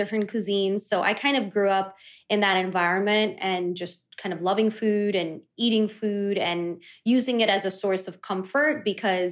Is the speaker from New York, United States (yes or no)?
yes; New York City, New York, United States; first language Kannada; English is a second language; I am born and raised on Staten Island, aka the forgotten borough of New York City.